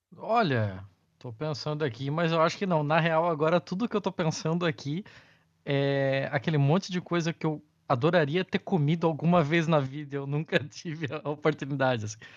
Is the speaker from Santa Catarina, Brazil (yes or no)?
yes; Santa Catarina, Brazil; eu sou do sul do Brasil, né? Eu sou de Santa Catarina.